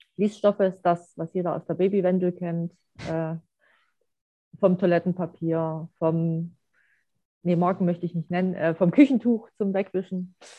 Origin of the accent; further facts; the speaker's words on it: East Germany, Germany; wo ich groß geworden bin